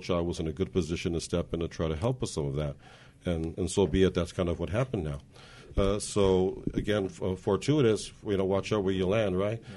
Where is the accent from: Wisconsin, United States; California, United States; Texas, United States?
California, United States; Montebello; now in Whittier, United States; I was a born and raised in Montebello, and there attended Montebello Public Schools